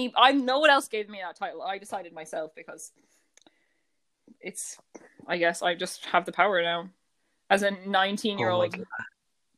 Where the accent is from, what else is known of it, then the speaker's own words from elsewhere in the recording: Ireland; I am Irish.